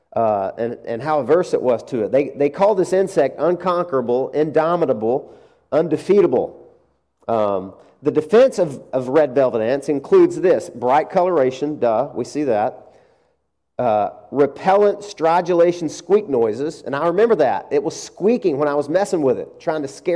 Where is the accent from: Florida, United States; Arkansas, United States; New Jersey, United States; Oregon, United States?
Arkansas, United States; moved away; I'm from Arkansas